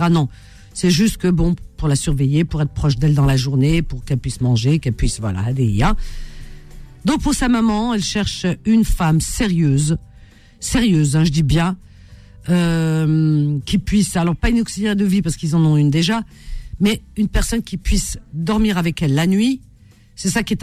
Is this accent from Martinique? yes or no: no; Batna, Batna Province, Algeria; now in Algiers, Algeria; je dirais jusqu'à Batna. je suis originaire de Batna.